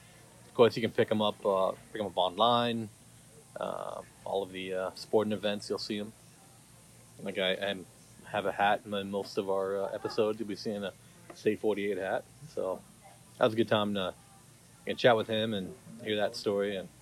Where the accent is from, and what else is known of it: Arizona, United States